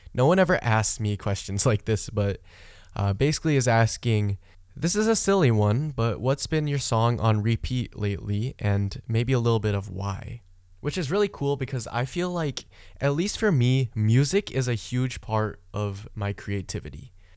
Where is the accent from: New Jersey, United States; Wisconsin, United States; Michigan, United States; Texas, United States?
Michigan, United States; I grew up in Michigan, right? That is my home state. That's where I spent most of my life.